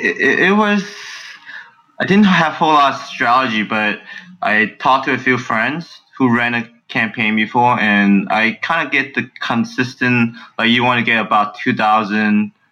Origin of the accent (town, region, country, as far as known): San Francisco, California, United States; born or raised there; also born or lived in China